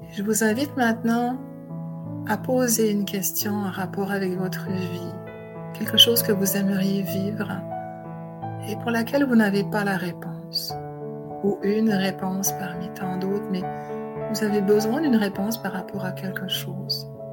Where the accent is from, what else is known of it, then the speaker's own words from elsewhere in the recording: Switzerland; moved away as an adult; now in Montreal, Canada; je viens de Suisse